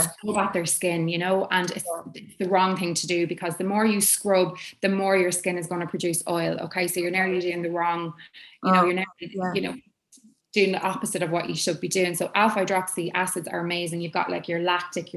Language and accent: English; Ireland; as Irish people, you know, we kind of like, oh, we don't get much sun in Ireland